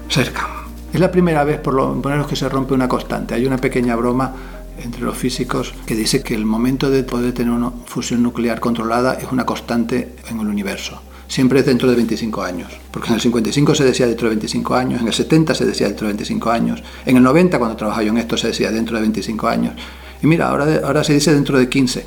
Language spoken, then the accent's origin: Spanish; Canary Islands, Spain; las costas de mi tierra, Canarias